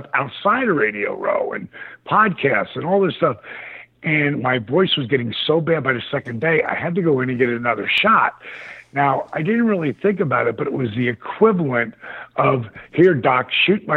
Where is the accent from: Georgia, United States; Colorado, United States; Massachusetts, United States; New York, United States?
Georgia, United States; Atlanta; my hometown of Atlanta